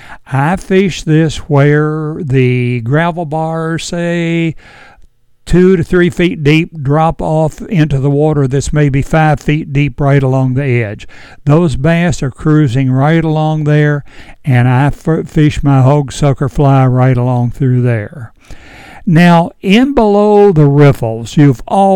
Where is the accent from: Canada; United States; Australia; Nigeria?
United States; Edinburg, Virginia; When I was a kid growing up on the North Fork of the Shenandoah River right here in Edinburgh, back in the 40s and 50s